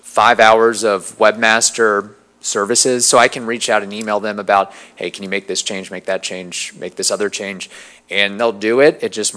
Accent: New Jersey, United States; born there; also born or lived in Indiana; now in Zephyrhills, United States; I was born in New Jersey, lived in Indiana, moved to Florida like so many other people have done.

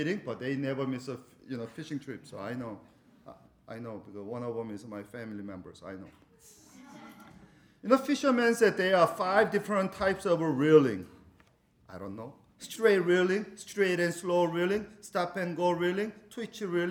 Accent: South Korea; moved away; when we were growing up in South Korea

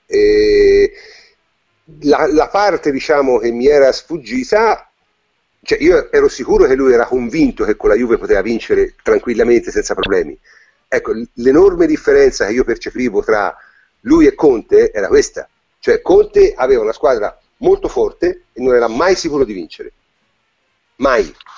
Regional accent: Tuscany, Italy; essendo toscano

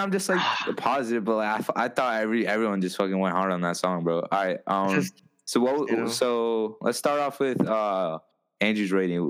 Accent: Kathmandu, Bagmati, Nepal; moved away; I'm from Kathmandu, in Nepal.

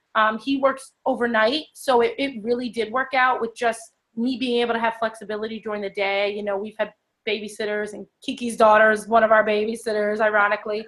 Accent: Ewing, New Jersey, United States; So I'm from Ewing, New Jersey, born and raised.

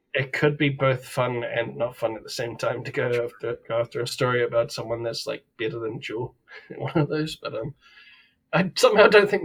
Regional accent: New Zealand; accent: southern drawl, Kiwi; we had the long freaking discussion about my long freaking southern drawl as in the freaking Kiwi one. So I'm not exactly the best speaker of English either

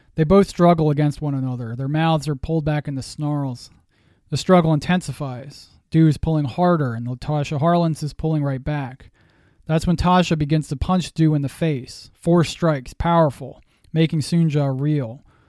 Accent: Massachusetts, United States; now in Pennsylvania, United States; I am a Yankee. I was born in the Northeast in Massachusetts, and now I live in Pennsylvania.

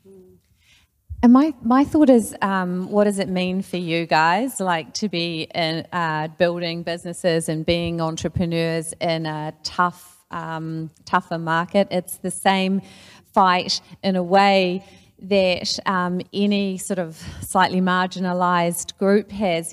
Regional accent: New Zealand; as a New Zealander

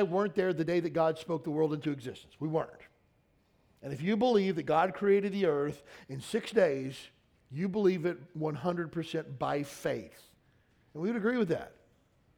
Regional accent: Kentucky, United States; moved away as an adult; I grew up in Kentucky.

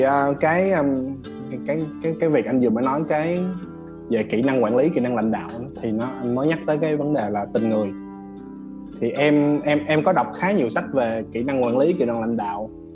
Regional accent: Vietnam; mình là người Việt Nam mình là người châu Á nè

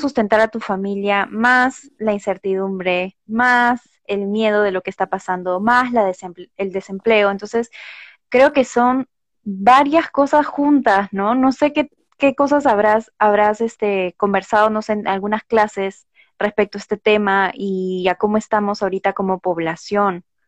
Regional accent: Lima, Peru; yo de pequeña viví por el Cono Norte

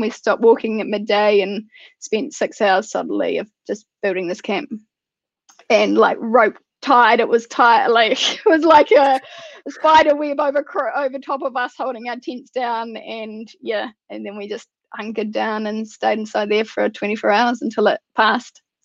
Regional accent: New Zealand

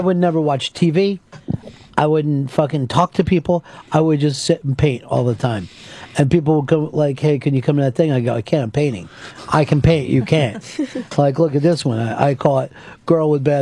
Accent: Pennsylvania, United States; I'm from Pennsylvania, where the Wyeth family is from

